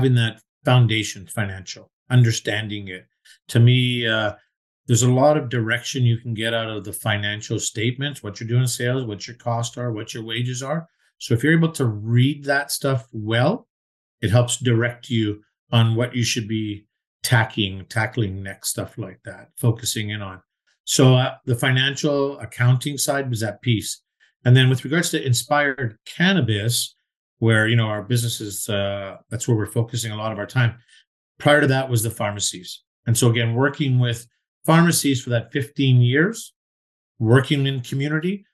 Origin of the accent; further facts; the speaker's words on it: Vancouver, British Columbia, Canada; also born or lived in Toronto; I'm a born and bred Vancouverite